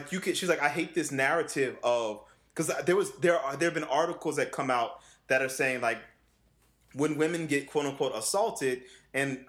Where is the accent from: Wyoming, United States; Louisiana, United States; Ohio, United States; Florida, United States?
Louisiana, United States; New Orleans; I come from the South, you know, I was born and raised in New Orleans.